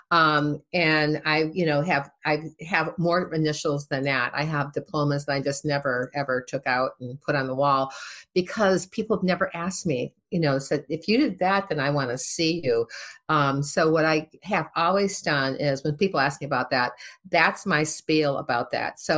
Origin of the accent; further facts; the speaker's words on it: Midwest, United States; also born or lived in Boston; I'm from the Midwest. We talk to everybody, right?